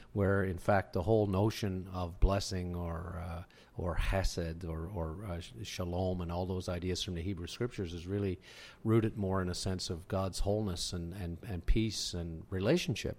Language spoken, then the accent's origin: English; Whiteway, Newfoundland and Labrador, Canada; moved away as an adult; also born or lived in Windsor, Ontario; now in London, Ontario, Canada; I am originally from Newfoundland. I'm, uh, from a, the beautiful community of White Way and Trinity Bay, just this little tiny spot.